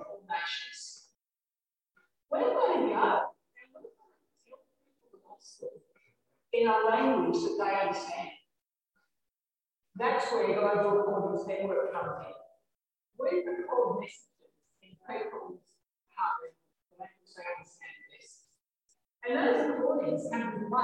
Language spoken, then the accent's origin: English; Ireland; I grew up in Ireland